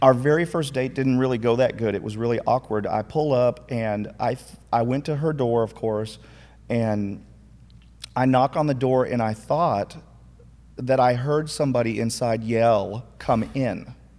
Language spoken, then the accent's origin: English; Minnesota, United States; moved away; also born or lived in McKinney, Texas; I grew up in Minnesota, but I'm actually from McKinney first